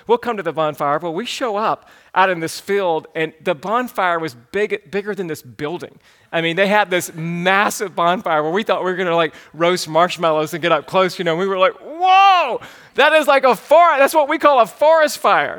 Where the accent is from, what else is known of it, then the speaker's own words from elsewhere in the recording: the South, United States; growing up in the South, we would sometimes make great fires outside.